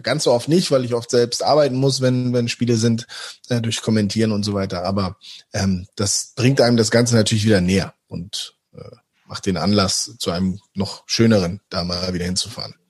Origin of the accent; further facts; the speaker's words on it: Hamburg, Germany; moved away as an adult; also born or lived in Osnabrück; now in Dortmund, Germany; weil es meine Heimatstadt ist